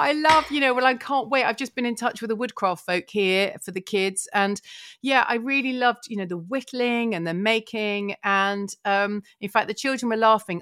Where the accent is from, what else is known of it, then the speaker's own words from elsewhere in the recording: Essex, East of England, United Kingdom; a town, um, so in Essex, so it was quite green